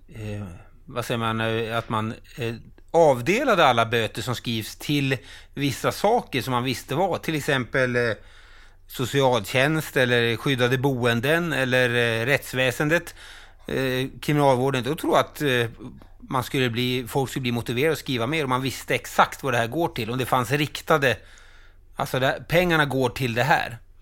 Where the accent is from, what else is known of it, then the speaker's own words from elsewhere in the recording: Falun, Dalarna County, Sweden; Falun, min hemstad